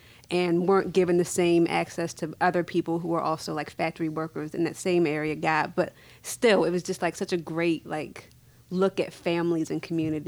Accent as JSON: {"language": "English", "town": "Annapolis", "region": "Maryland", "country": "United States", "tie": "born or raised there", "said": "it's very similar to the community that I grew up in Annapolis, which is the parole area, which is one of the few kind of middle-class black communities really in Maryland."}